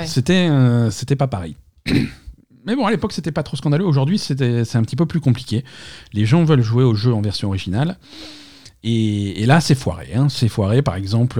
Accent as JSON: {"language": "French", "country": "France", "said": "chez nous en France"}